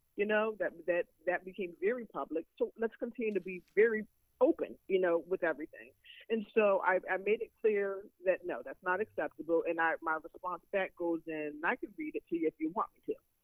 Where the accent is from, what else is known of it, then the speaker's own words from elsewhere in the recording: New York, United States; moved away; I'm from New York, so I speak quickly